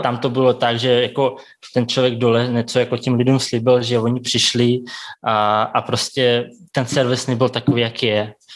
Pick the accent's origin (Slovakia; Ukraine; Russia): Russia; Tomsk, Tomsk Oblast; Czech is a second language; moved away as an adult; also born or lived in Kazakhstan; now in Prague, Czechia; pak jsme s maminkou přestěhovali do Ruska, tam jsem byl sedm let, takže jsem tam dodělal jako tu střední školu